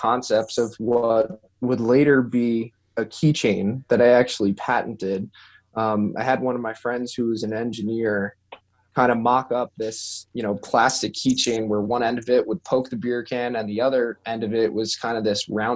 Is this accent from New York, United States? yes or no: yes; Long Island, New York, United States; I grew up in Long Island, New York